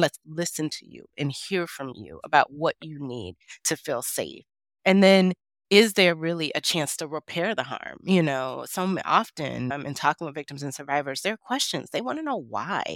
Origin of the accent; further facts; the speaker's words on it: Detroit, Michigan, United States; I grew up in Detroit, Michigan